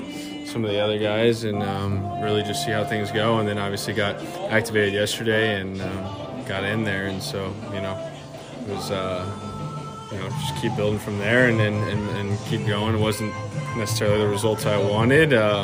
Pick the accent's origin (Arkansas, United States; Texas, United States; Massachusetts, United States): Texas, United States; Houston; moved away; I'm from Houston, Texas